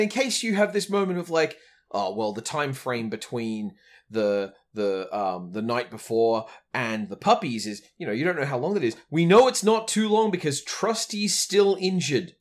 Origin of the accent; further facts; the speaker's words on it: Australia; as an Australian raised